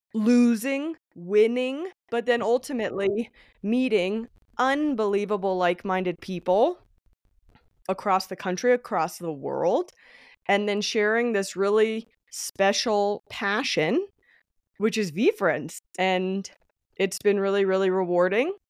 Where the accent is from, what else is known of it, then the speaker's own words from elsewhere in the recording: Denver, Colorado, United States; I was born in Denver, Colorado. I still live here to this day.